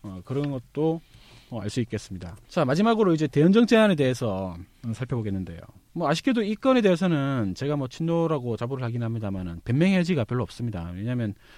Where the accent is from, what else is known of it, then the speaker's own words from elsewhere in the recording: Busan, South Korea; 사실 저 스스로도 부산 출신인데